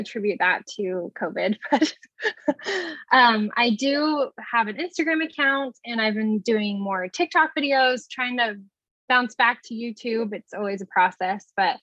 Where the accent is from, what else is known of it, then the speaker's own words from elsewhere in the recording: Cocoa Beach, Florida, United States; I was born and raised in Cocoa Beach, Florida